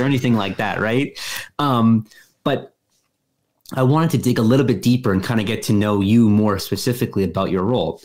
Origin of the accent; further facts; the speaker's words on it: Winnipeg, Manitoba, Canada; moved away as an adult; also born or lived in Halifax, Canada / San Diego, United States; I'm from Winnipeg, I went to school at Dalhousie. I went to school at San Diego State